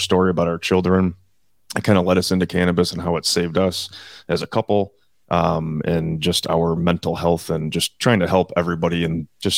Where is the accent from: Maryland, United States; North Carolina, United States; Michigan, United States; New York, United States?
New York, United States; Buffalo; born and raised in Buffalo, New York